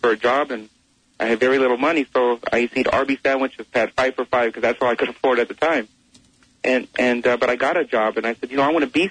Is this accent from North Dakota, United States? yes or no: no; Los Angeles, California, United States; I grew up in the Barrio of East Los Angeles